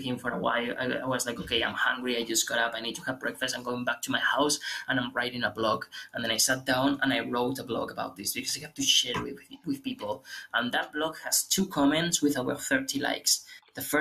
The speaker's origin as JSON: {"language": "English", "region": "Aragon", "country": "Spain", "second_language": "English", "said": "I come from Aragon. Aragon is the community where I come from."}